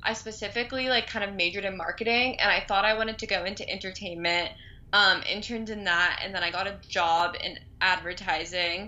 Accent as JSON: {"language": "English", "region": "Southern California", "country": "United States", "also_born_or_lived": "Boston", "said": "I'm from Southern California"}